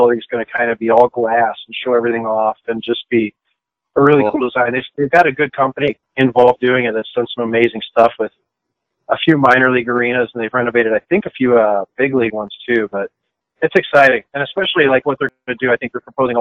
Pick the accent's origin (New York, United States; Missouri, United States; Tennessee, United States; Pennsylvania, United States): Missouri, United States; St. Louis; moved away as an adult; I'm coming from St. Louis, Missouri, so I mean, when I came to school, I basically skipped spring and fall